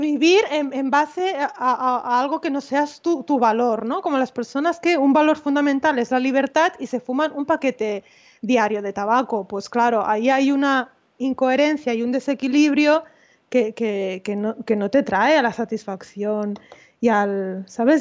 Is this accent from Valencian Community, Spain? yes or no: no; Malgrat de Mar, Catalonia, Spain; yo tengo un despacho en, en, en mi pueblo, en Malgrat